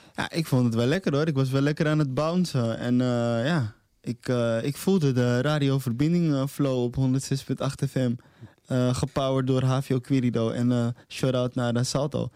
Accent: Amsterdam, North Holland, Netherlands; moved away as an adult; now in Almere, Netherlands; En ik ben een Amsterdammer die verplaatst is naar Almere. Maar ik ben in, in hart en nieren ben ik nog steeds Amsterdammer

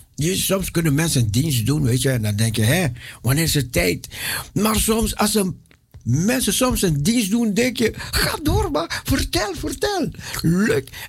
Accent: Aruba; moved away; also born or lived in Suriname; Ik ben geboren en getogen op Aruba.

